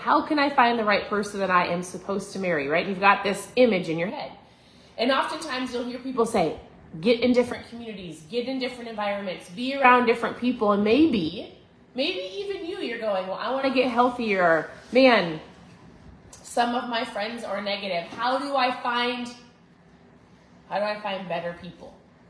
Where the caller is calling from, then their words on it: Florida, United States; I'm tuning in from Florida.